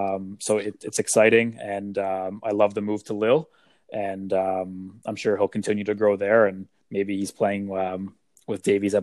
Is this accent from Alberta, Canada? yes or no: no; Ottawa, Ontario, Canada; we're all from Ottawa.